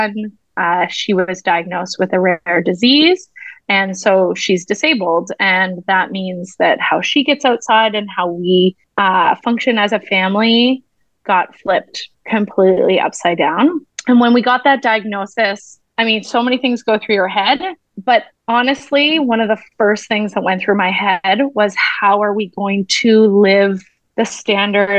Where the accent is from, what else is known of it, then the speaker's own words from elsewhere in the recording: Ontario, Canada; moved away as an adult; now in Vancouver, Canada; I moved to the West Coast, because I'm originally from Ontario. And I moved here